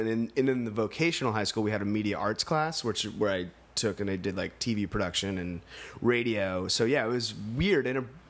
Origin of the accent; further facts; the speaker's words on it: New England, United States; now in Los Angeles, United States; I realized I moved here 8 years ago from New England